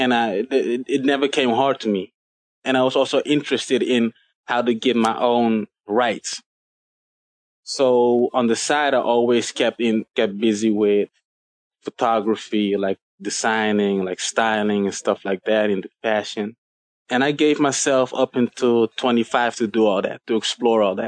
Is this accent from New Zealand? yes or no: no; Suriname; now in Amsterdam, Netherlands; in Suriname, where I'm originally from